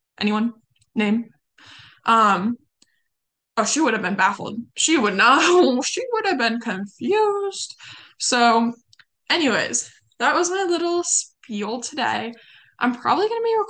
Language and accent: English; California, United States; You can tell I'm from California. I say you guys all the time